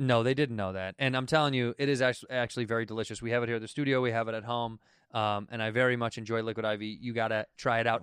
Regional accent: United States; I'm American, but I'm also Irish

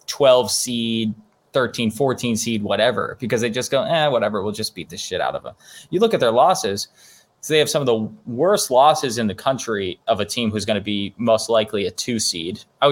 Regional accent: Fairbanks, Alaska, United States; my hometown of Fairbanks, Alaska

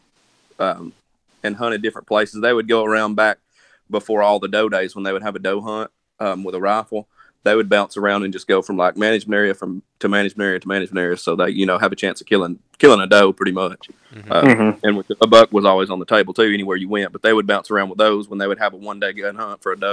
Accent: Northeast Alabama, United States; I grew up here in Northeast Alabama my whole life.

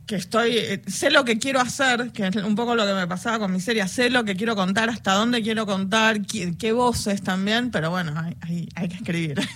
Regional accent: Buenos Aires, Argentina; somos de Buenos Aires

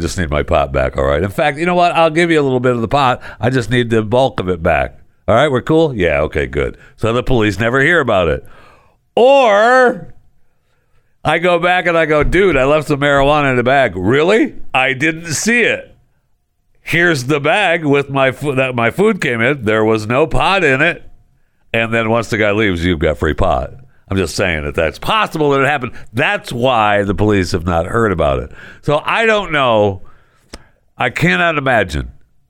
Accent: Michigan, United States; born there; also born or lived in Florida; now in Texas, United States; I know I was born in Michigan, and Michigan is my home state. But I spent many years in Florida, and I love Florida. And I miss living in Florida. I mean, right now I'm living in Texas, in the DFW

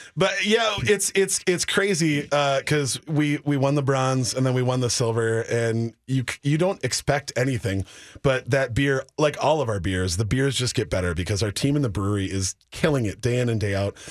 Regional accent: Minneapolis, Minnesota, United States; born and raised in South Minneapolis

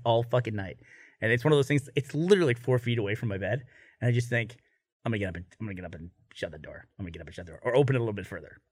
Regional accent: Houston, Texas, United States; I grew up in Houston, which is a huge Baptist

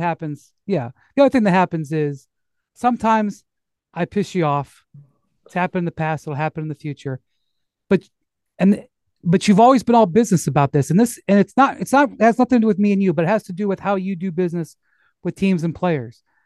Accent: Akron, Ohio, United States; I'm from Akron

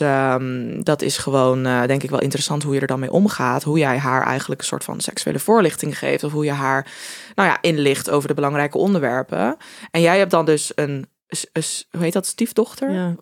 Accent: Groningen, Netherlands; wij komen allebei uit Groningen

